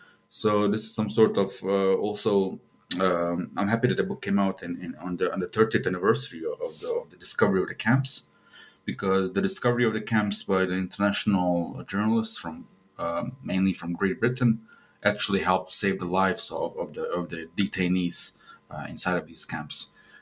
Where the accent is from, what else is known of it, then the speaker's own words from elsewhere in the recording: Sarajevo, Bosnia & Herzegovina; also born or lived in Kuala Lumpur, Malaysia; I was born in Sarajevo, and I spent my childhood in several countries abroad since my dad was an academic. So I spent most of my youth in Malaysia and Kuala Lumpur. Then we returned back to Sarajevo in 2002